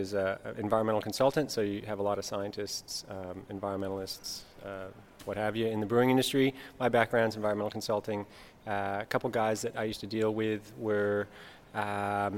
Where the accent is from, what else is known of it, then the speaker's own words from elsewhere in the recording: California, United States; moved away as an adult; now in Monbulk, Australia; I'm from California